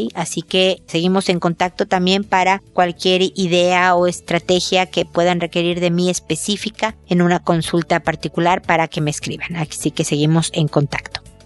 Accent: Mexico; now in Chile; acá en Chile, donde yo estoy viviendo, soy mexicana, pero vivo en Chile

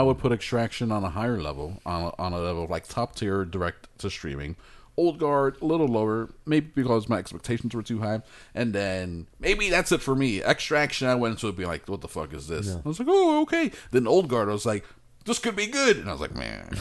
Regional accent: United States; I'm an anti-God American

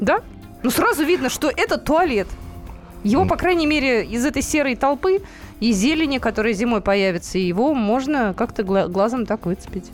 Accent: Novosibirsk, Novosibirsk Oblast, Russia; now in Moscow, Russia; моим родным городом Новосибирском

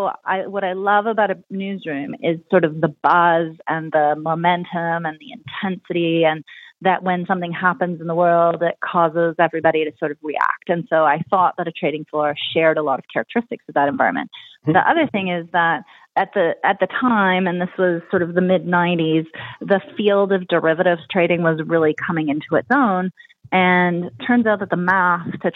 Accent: Ottawa, Ontario, Canada; first language French; English is a second language; I grew up in Ottawa

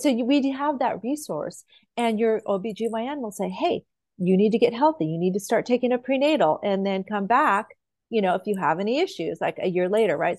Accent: Idaho, United States; moved away; I grew up in Idaho

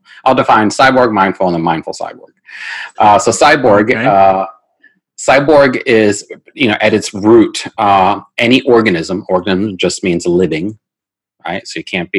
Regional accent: United States; I'm American.

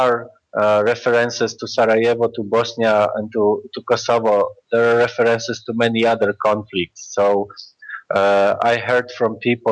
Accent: Warsaw, Masovian Voivodeship, Poland; we are from Warsaw, Poland

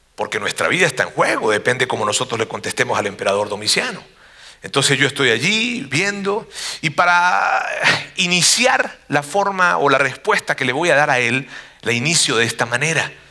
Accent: Monterrey, Nuevo León, Mexico; una población de donde yo vengo, los regios

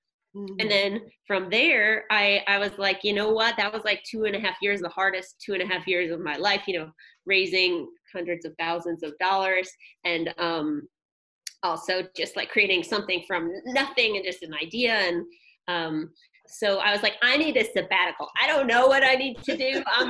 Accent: St. Louis, Missouri, United States; St. Louis, Missouri.

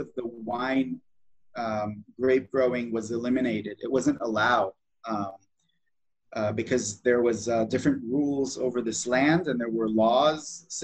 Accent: Israel; also born or lived in Southern California, United States / Napa, California; I grew up both in Israel and in the United States. In my childhood, I lived with my family in Southern California. My dad moved us there for a job, and we lived there for 7 years, and then came back as a child to Israel

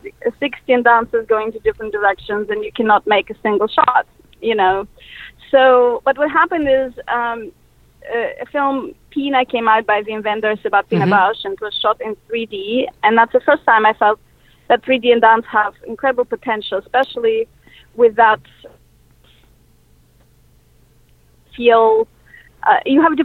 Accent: Moscow, Russia; English is a second language; moved away as an adult; now in United States; I was born in Moscow, and in the mid-90s, I actually moved to the United States specifically because I wanted to do cinema.

